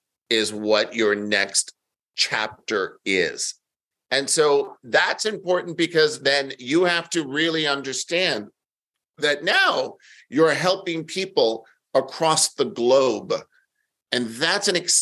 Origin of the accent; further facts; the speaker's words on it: New York, United States; I'm born and raised in New York